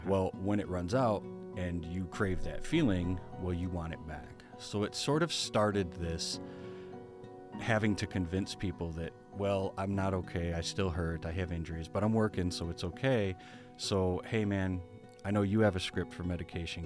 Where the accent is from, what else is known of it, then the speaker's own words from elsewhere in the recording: Berrien Springs, Michigan, United States; I was born and raised in Berrien Springs